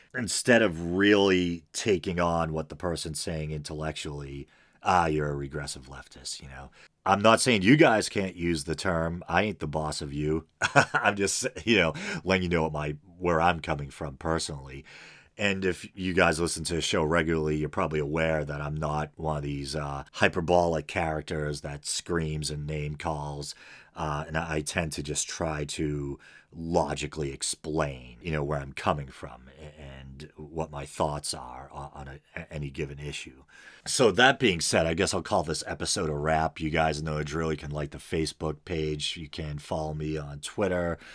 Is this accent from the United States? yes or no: yes; American Northeast, United States; accent: American Northeast; it's probably obvious from my accent that I hail from the American Northeast.